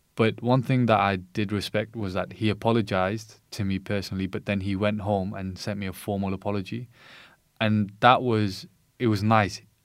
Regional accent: United Kingdom; I was born in the U K

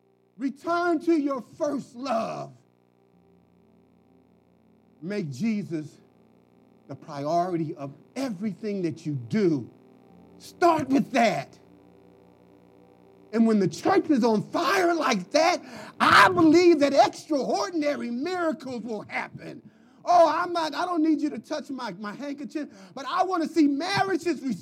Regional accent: Philadelphia, Pennsylvania, United States; moved away; also born or lived in Dallas; I'm from Philly.

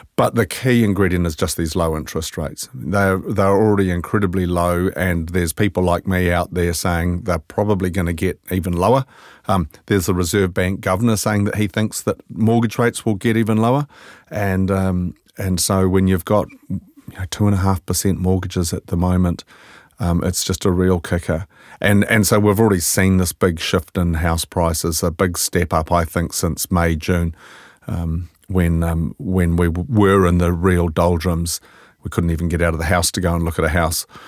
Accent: Scotland, United Kingdom; now in New Zealand; I'm Scottish

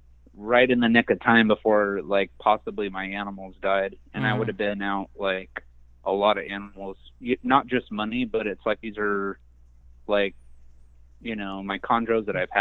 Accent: Southern California, United States; moved away; also born or lived in the South; I'm from Southern California

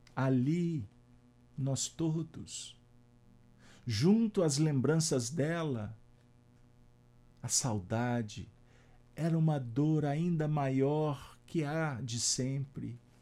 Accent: Minas Gerais, Brazil; nós mineiros

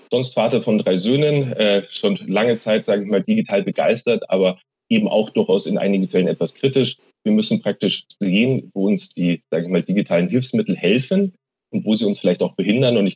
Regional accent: Munich, Bavaria, Germany; born there; äh, gebürtiger Münchner und jetzt seit äh, zehn Jahren geschäftsführender Vizepräsident und Chief Information Officer der TU München.

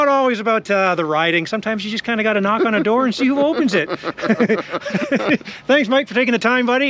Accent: Canada; We're Canadian.

